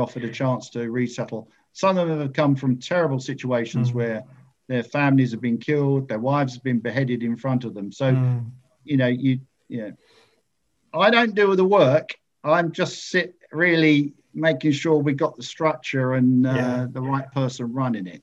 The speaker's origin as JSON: {"language": "English", "town": "Ingatestone", "region": "East of England", "country": "United Kingdom", "tie": "born or raised there", "lives_now": "Colchester, United Kingdom", "said": "I was brought up in Ingatestone, just outside Chelmsford"}